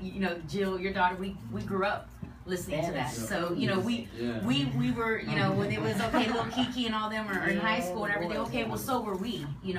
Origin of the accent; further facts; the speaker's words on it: Houston, Texas, United States; I'm H-Town born and raised